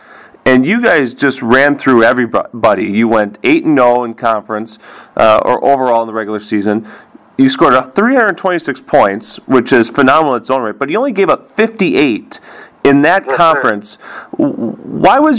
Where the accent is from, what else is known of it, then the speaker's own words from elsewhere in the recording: Waukesha, Wisconsin, United States; I grew up in Waukesha. I went to Waukesha West